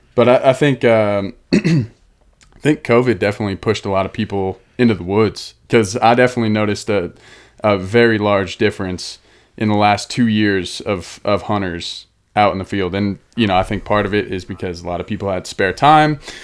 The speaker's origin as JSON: {"language": "English", "town": "Denver", "region": "Colorado", "country": "United States", "also_born_or_lived": "Boulder, Colorado", "moved": "yes", "said": "I'm from Denver, Boulder, here in Colorado"}